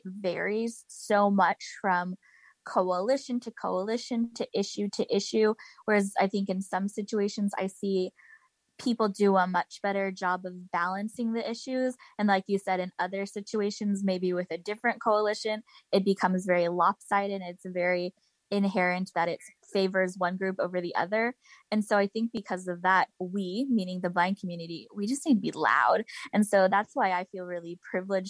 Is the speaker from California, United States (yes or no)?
yes; California, United States; moved away; I'm originally from California.